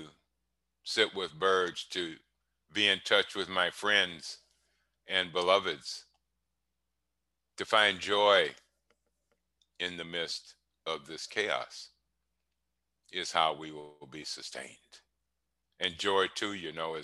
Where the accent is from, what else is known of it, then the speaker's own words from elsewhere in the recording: Cleveland, Ohio, United States; When I grew up in Cleveland, smiling wasn't a practice